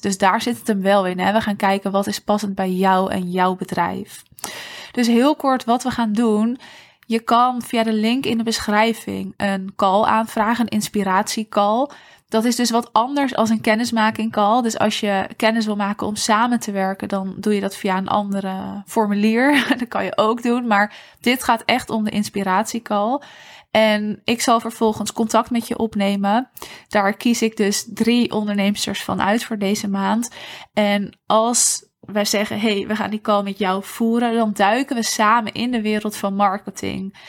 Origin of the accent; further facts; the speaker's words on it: Netherlands; als Nederlanders